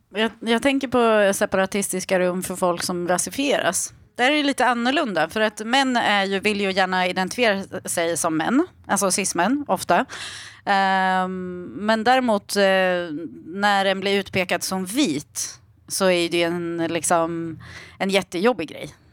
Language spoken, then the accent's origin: Swedish; Iran; moved away; jag är ju född i Iran